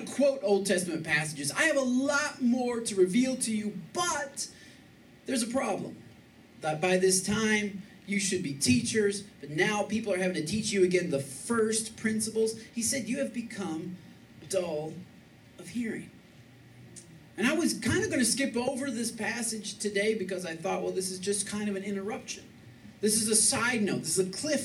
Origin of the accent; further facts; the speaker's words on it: Michigan, United States; moved away as an adult; now in Texas, United States; I'm from Michigan